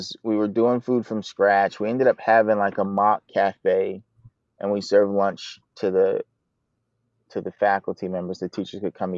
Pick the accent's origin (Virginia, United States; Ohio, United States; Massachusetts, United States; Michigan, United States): Virginia, United States; Chantilly; now in Poughkeepsie, United States; Originally from Chantilly, Virginia, suburb of DC.